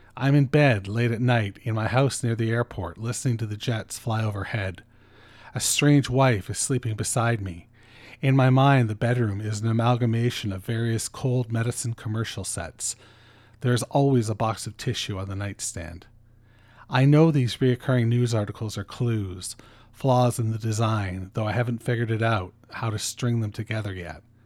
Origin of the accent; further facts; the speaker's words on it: Canada; I'm fucking Canadian